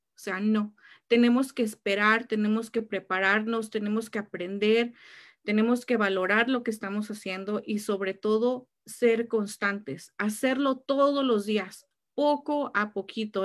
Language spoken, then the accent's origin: Spanish; Mexico; now in California, United States; como buena mexicana